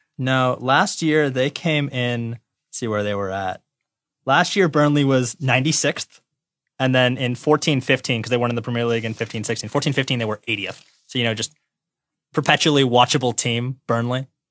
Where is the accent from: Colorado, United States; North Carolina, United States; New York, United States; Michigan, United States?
Michigan, United States; Detroit; I'm from Detroit